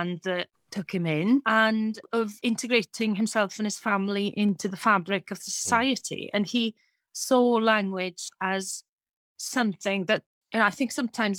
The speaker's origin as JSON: {"language": "English", "region": "Wales", "country": "United Kingdom", "said": "the brilliance of Wales is that we have two literatures"}